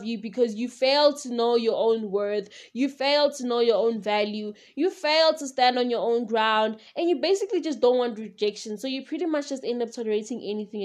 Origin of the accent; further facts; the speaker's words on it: South Africa; I am from South Africa